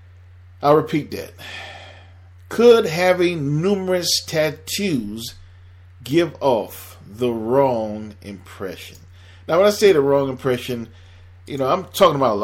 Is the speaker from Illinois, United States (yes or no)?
no; Miami, Florida, United States; moved away as an adult; also born or lived in Atlanta / Delaware / New Jersey / Philadelphia; I'm born and raised in Miami